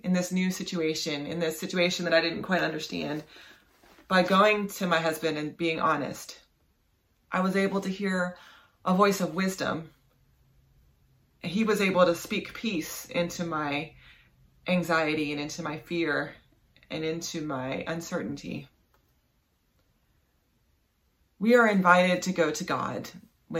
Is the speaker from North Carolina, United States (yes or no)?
no; West Virginia, United States; moved away; I grew up in West Virginia, and we don't have tornadoes in West Virginia